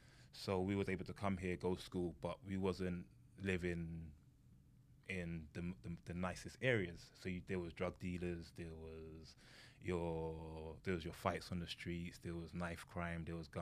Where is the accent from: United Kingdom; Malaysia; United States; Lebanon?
United Kingdom; England; I'm from England. So we call it football.